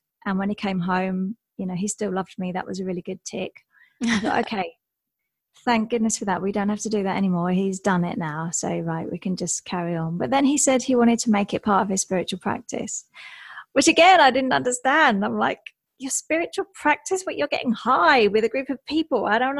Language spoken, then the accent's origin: English; England, United Kingdom; I'm English, so I was in England for most of those years, working in and out of London and the surrounding areas